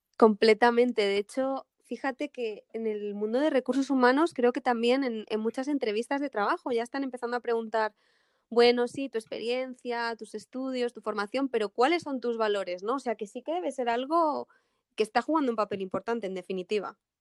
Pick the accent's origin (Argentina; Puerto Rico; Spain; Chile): Spain; soy española